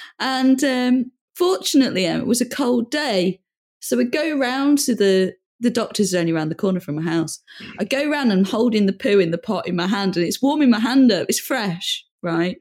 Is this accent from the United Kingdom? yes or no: yes; United Kingdom; I'm British